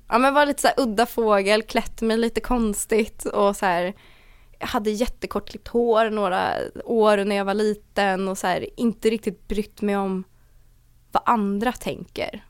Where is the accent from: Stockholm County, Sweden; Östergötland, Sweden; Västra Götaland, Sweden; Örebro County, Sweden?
Stockholm County, Sweden; Åkersberga; born or raised there; also born or lived in Danderyd / Täby